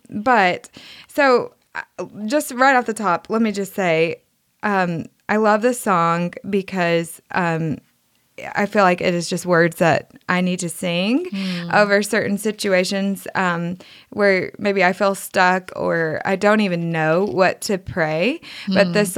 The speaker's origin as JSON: {"language": "English", "region": "the South", "country": "United States", "accent": "Southern", "said": "my Southern accent"}